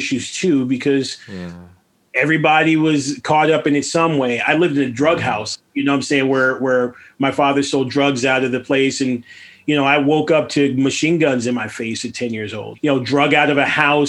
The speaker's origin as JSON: {"language": "English", "town": "Los Angeles", "region": "California", "country": "United States", "tie": "born or raised there", "said": "I was raised in Venice Beach, California"}